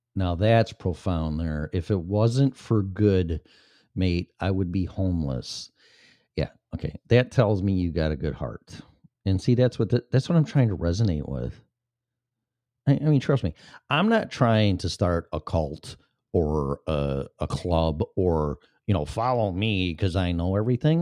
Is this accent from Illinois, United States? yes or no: yes; Illinois, United States; moved away; going back to my home state